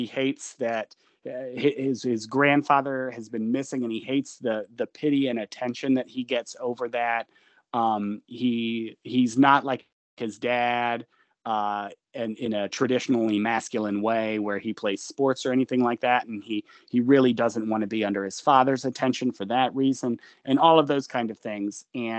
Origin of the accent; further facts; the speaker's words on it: Georgia, United States; I'm from Georgia. I wouldn't say rural, but it was definitely like horse country.